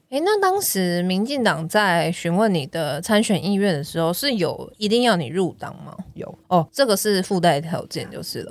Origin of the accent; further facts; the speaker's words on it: Xindian, New Taipei, Taiwan; 我在新店长大。虽然我是在台北市出生啦，但那我大概五岁左右就搬去新店了。然后那新店住了非，非常多地方。我最早是住在安坑，我住过黎明青境